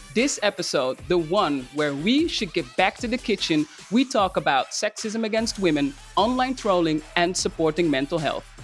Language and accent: English; Netherlands; my home country, the Netherlands